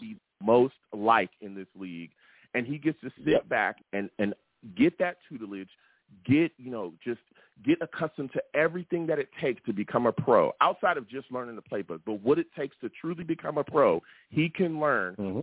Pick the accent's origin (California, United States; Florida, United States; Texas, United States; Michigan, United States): California, United States; Long Beach; Grew up on the West Coast my whole life